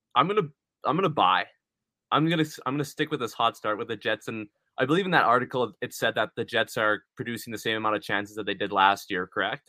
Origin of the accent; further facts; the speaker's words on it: Winnipeg, Manitoba, Canada; we're from Winnipeg